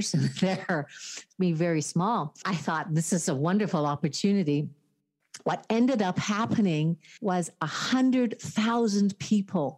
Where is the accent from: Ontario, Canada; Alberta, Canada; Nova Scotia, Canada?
Alberta, Canada; Calgary; moved away as an adult; also born or lived in Victoria, British Columbia; now in Parksville, Canada; I was born and raised in Calgary, Alberta.